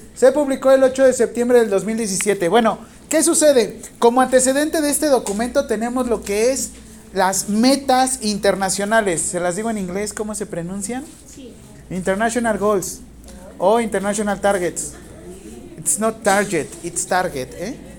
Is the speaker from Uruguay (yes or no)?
no; Mexico